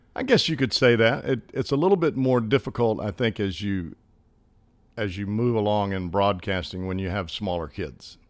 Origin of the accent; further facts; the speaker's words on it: Hoover, Alabama, United States; accent: country accent; moved away; I grew up in Birmingham, Hoover